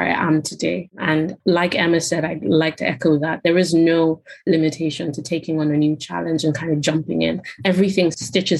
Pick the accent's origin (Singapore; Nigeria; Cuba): Nigeria; moved away as an adult; now in United Kingdom; So I'm Nigerian, born and bred in Nigeria. I moved to the UK when I was 18 for university